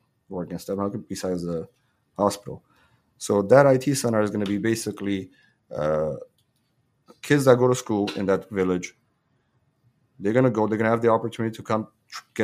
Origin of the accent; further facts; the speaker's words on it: Hrazdan, Kotayk, Armenia; moved away; I was born in Razdan. I go back to Razdan, I feel like I'm home there